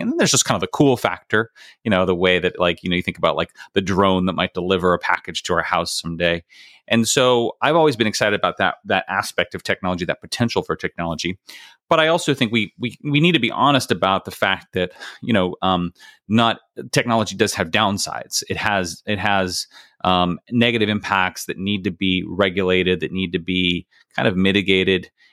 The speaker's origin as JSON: {"language": "English", "town": "Bakersfield", "region": "California", "country": "United States", "tie": "born or raised there", "moved": "as an adult", "said": "I grew up in Bakersfield, California"}